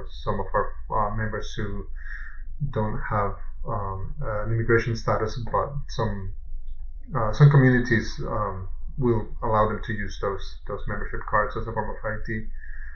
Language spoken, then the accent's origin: English; United States; also born or lived in Mexico / South Carolina / North Carolina; now in Florida, United States; I was born in Mexico and I grew up in South Carolina and North Carolina, and been in Florida since 2011